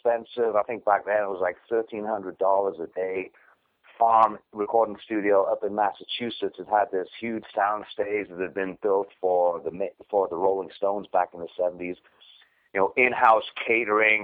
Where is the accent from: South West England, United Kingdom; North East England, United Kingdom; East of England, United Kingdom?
North East England, United Kingdom; Newcastle upon Tyne; now in United States; A place called Newcastle in England that's known only really for beer